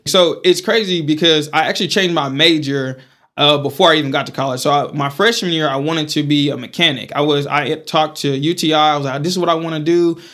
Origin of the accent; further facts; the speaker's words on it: Pampa, Texas, United States; also born or lived in Amarillo, Texas / Tulia, Texas; I grew up in Pampa